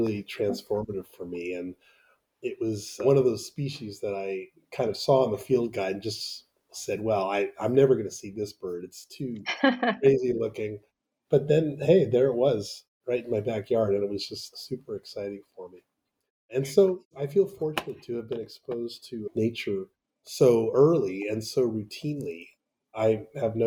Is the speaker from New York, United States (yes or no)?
yes; New York City, New York, United States; Growing up in Riverdale in the Bronx was a real experience